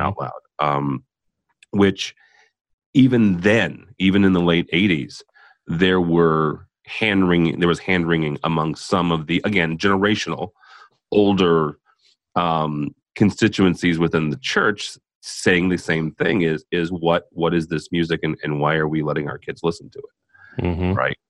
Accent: Illinois, United States; I mean, a guy that I grew up with in Central Illinois, he's a lead pastor out in California.

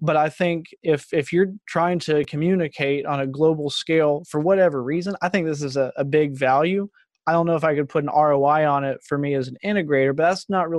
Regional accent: Texas, United States; just growing up in Texas, you take Spanish from an early age

